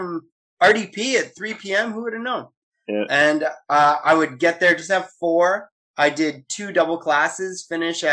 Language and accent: English; Beaconsfield, Quebec, Canada; I grew up in Beaconsfield, and we had the 211 bus